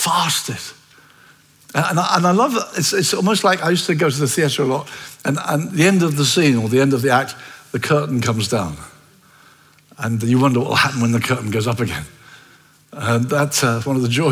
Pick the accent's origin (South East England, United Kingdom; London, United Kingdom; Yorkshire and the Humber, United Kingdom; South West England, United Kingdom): South East England, United Kingdom; Brighton; I come from Brighton